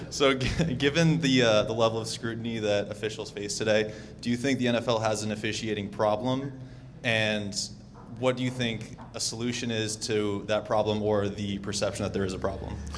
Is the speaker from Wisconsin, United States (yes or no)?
yes; Waukesha, Wisconsin, United States; moved away; I'm originally from Waukesha, Wisconsin